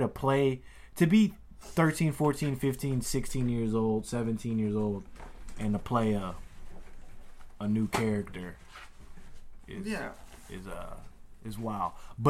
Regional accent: Louisiana, United States; it reminds me of growing up in Louisiana 100%.

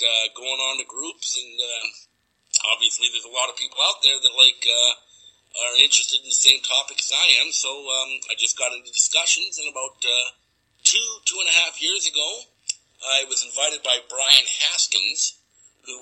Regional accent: Vancouver, British Columbia, Canada; I'm coming from Vancouver, BC, Canada, home of the Canucks

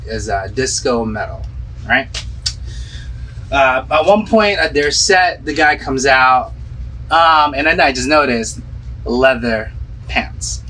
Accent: Philippines; moved away; when I was growing up in the Philippines.

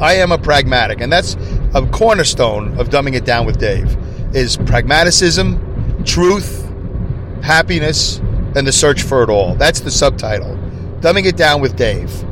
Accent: New York City, New York, United States; now in upstate New York, United States; I'm originally from Brooklyn. Uh, you know, I live in upstate New York now

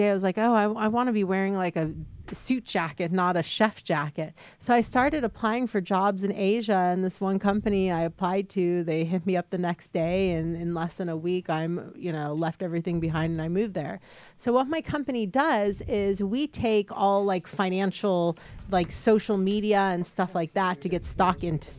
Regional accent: California, United States; now in Vietnam; But you know, I'm a you know born and raised in California, and then I just you know moved to Vietnam all of a sudden

